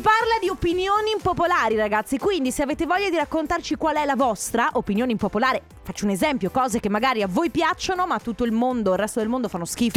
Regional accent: Veneto, Italy; da Veneta

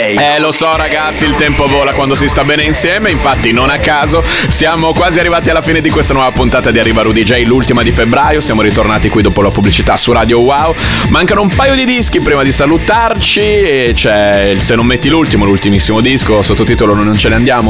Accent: Bologna, Emilia-Romagna, Italy; bolognese come me

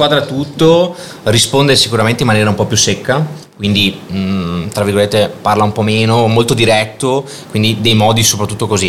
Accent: Padua, Veneto, Italy; also born or lived in Milan; sono nato qua a Padova con uh, le varie esperienze patavine

